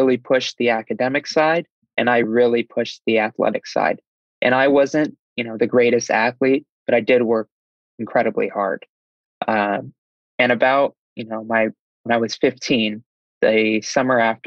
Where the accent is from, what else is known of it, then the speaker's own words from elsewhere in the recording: Davenport, Iowa, United States; I'm from Iowa in a town called Davenport, Iowa